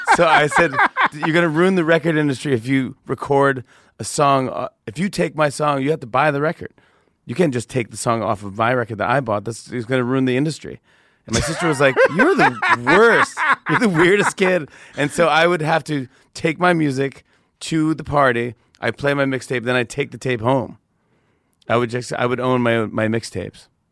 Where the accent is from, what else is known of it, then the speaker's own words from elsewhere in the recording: Saugerties, New York, United States; I grew up in Saga Days, New York, which is upstate by Kingston, Poughkeepsie, Woodstock